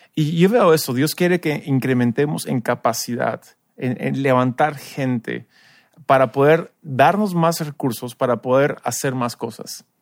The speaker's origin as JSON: {"language": "Spanish", "country": "United States", "moved": "yes", "lives_now": "Peru", "said": "tú y yo somos americanos, tenemos la experiencia también de iglesia en Estados Unidos"}